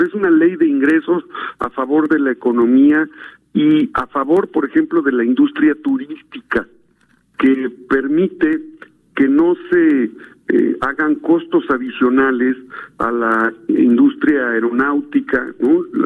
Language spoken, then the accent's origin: Spanish; Puebla, Mexico; yo soy poblano, senador por Puebla